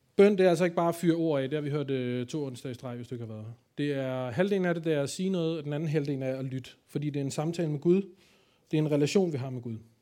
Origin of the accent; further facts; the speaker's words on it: Copenhagen, Capital Region of Denmark, Denmark; jeg kommer jo fra København